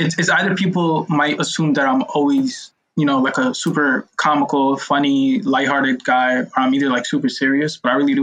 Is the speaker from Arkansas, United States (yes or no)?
no; New York City, New York, United States; I grew up in Brooklyn